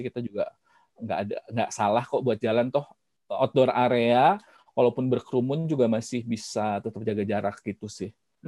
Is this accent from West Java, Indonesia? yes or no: yes; Bandung, West Java, Indonesia; saya sebetulnya orang Bandung